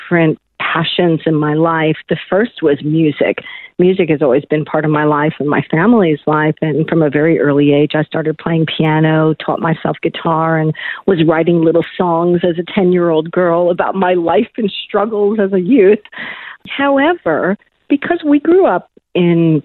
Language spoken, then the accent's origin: English; Buffalo, New York, United States; I was originally born and raised in Buffalo, New York, cold country